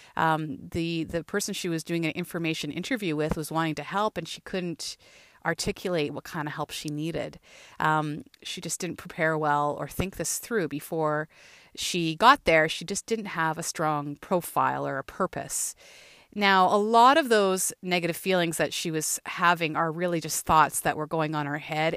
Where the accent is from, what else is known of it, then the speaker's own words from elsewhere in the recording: Thunder Bay, Ontario, Canada; moved away as an adult; also born or lived in Peterborough; now in Toronto, Canada; growing up in Thunder Bay